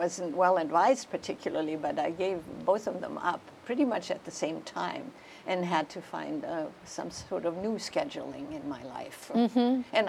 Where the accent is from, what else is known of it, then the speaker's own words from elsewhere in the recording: Germany; I was born in 1941.